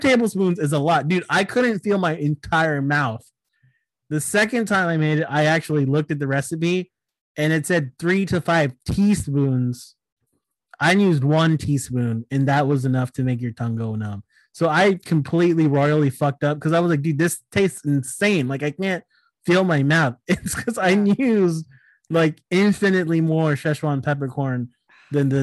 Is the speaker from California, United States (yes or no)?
yes; suburbs of Sacramento, California, United States; also born or lived in New Jersey; my random ass hometown uh, in the suburbs of Sacramento